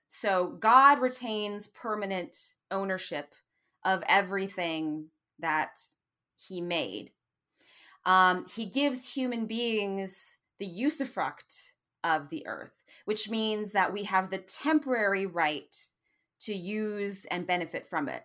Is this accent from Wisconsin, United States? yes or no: yes; Madison, Wisconsin, United States; moved away; also born or lived in Oxford, Mississippi / Notre Dame, Indiana; my hometown in Madison, Wisconsin